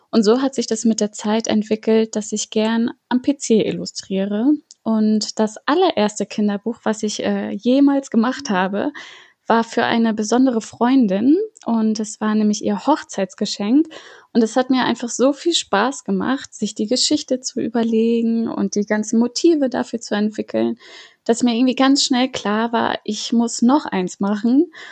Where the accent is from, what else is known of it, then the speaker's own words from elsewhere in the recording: Flensburg, Schleswig-Holstein, Germany; now in Hamburg, Germany; Ich bin 29 Jahre alt. Ich lebe seit zehn Jahren in Hamburg. Geboren und aufgewachsen bin ich aber in Flensburg.